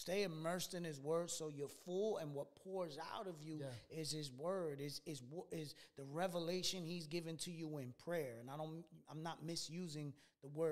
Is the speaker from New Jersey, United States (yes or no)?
yes; Newark, New Jersey, United States; I'm also from New Ark, New Jersey.